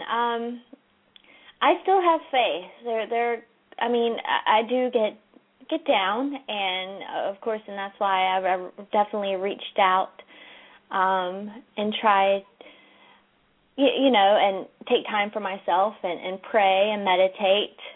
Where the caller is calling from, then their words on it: California, United States; Um, I'm calling from California.